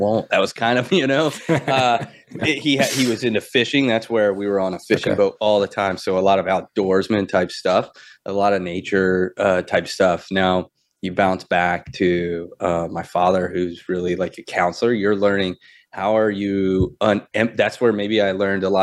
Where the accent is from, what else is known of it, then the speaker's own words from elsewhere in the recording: Florida, United States; we grew up in Florida